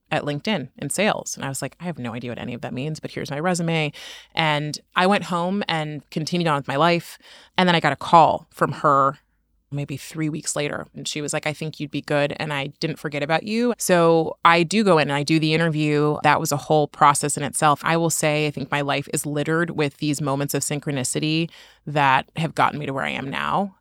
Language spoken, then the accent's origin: English; Oakland, California, United States; I grew up in Oakland, and Oakland is incredibly diverse